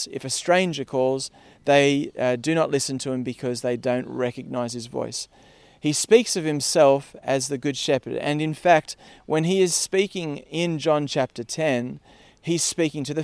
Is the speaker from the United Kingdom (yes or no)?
no; Parkes, New South Wales, Australia; I grew up in Parkes uh, out west, and in Parkes it's sheep and wheat.